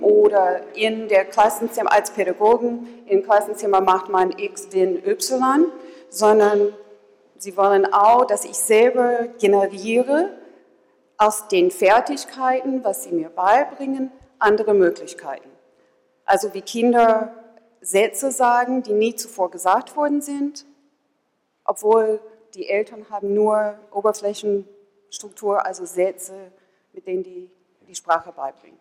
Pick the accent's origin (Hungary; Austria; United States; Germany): United States; ich bin Amerikanerin